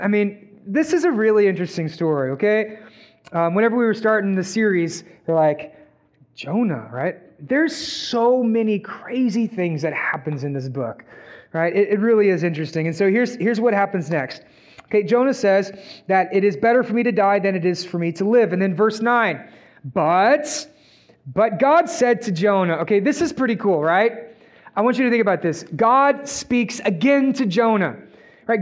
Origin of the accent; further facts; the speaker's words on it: Texas, United States; We're from Texas